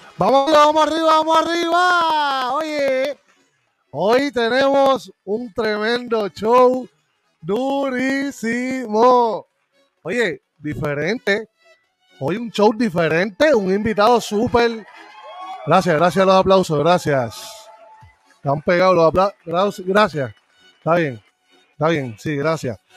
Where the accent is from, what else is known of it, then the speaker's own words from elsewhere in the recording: Puerto Rico; moved away; yo cuando estaba en Puerto Rico